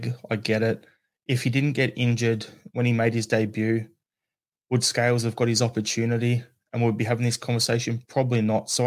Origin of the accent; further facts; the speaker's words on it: Australia; I'm an Australian